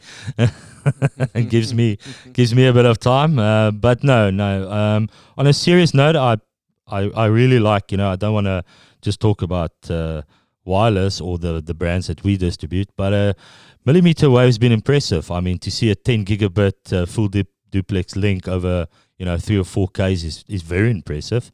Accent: Pretoria, Gauteng, South Africa; first language Afrikaans; English is a second language; moved away as an adult; now in New Zealand; I'm from Pretoria, which is in Gauteng.

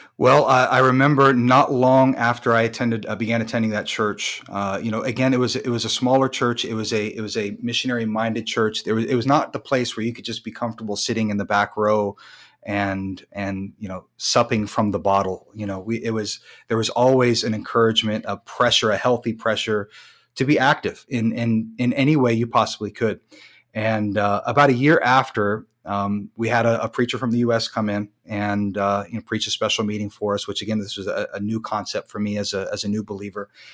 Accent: United States; moved away as an adult; also born or lived in Germany; I'm an American

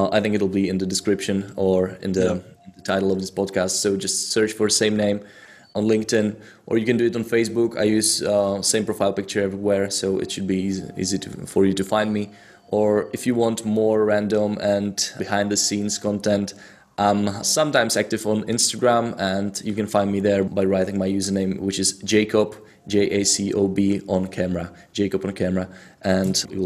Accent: Czechia; English is a second language; I'm from Czech Republic

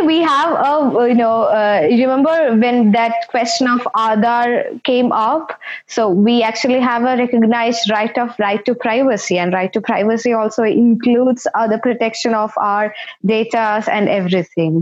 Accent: India; moved away as an adult; now in United Kingdom; I am an undergrad from India. So I am basically a lawyer recognized uh, in the Indian jurisdiction

